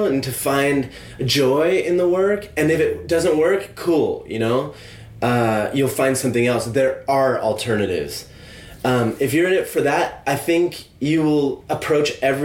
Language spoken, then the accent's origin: English; California, United States; moved away as an adult; now in London, United Kingdom; I could go back to California